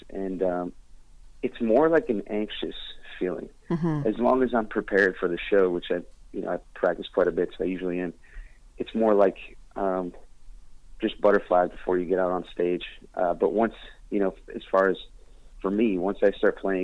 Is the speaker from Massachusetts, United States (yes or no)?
yes; Boston, Massachusetts, United States; moved away; I'm back here in Boston right now. I flew in yesterday to play my homecoming show